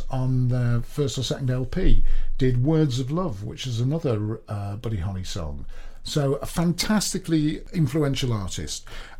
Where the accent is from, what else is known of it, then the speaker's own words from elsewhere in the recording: Manchester, North West England, United Kingdom; Yeah, it's because I'm from Manchester.